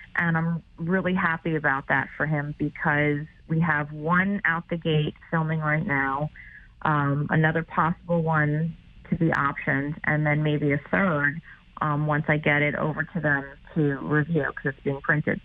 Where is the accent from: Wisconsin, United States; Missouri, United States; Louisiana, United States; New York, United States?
New York, United States; I'm a New Yorker